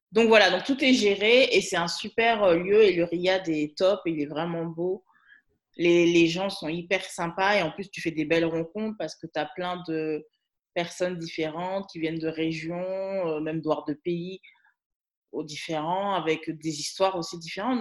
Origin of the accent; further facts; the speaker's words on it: Guadeloupe; now in Paris region, France; je suis guadeloupéenne